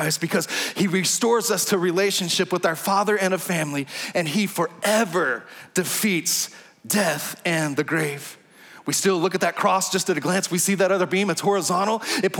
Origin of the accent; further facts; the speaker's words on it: Texas, United States; accent: Texas drawl; I'm from Texas. I'm talking to the person of Hank. I feel a little Texas drawl coming on right there.